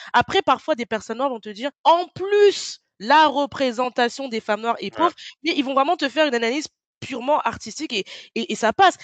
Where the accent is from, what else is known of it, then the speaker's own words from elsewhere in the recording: France; je suis née en France, j'ai grandi en France.